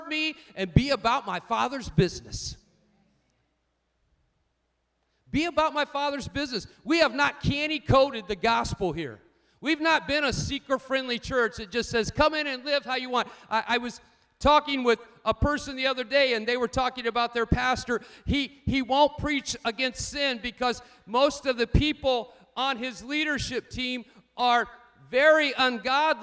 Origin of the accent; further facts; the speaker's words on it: United States; I am an American